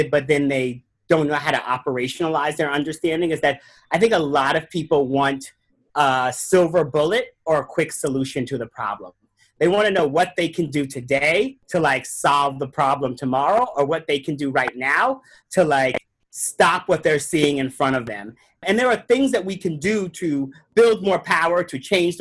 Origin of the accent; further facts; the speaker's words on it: New York, United States; I grew up in New York